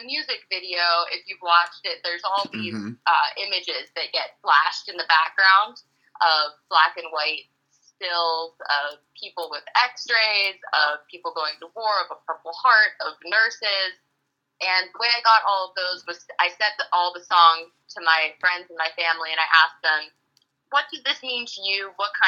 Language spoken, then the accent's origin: English; Pittsburgh, Pennsylvania, United States; Well, Pittsburgh as a whole, I think, is a very, like, proud city to be, you know, everyone from Pittsburgh is proud to be from Pittsburgh.